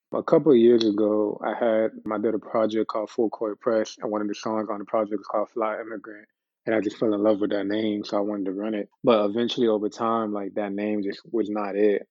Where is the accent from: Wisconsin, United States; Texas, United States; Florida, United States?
Florida, United States; Miami; growing up in Miami, it always felt like we, it was a whole bunch of Caribbeans